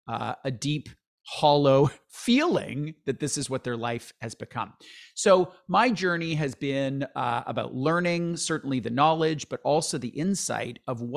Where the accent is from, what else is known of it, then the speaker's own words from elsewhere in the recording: London, Ontario, Canada; No, like I grew up in London, Ontario in the 70s and 80s.